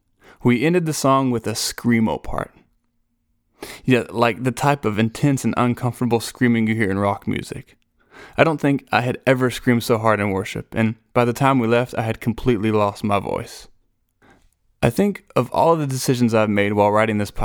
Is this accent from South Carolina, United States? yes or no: no; Nashville, Tennessee, United States; I was from Nashville